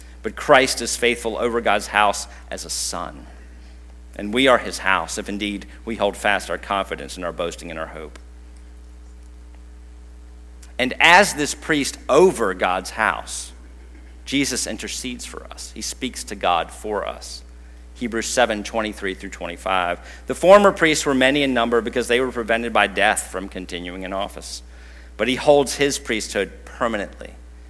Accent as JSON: {"language": "English", "country": "United States", "said": "we usually would come across as Americans"}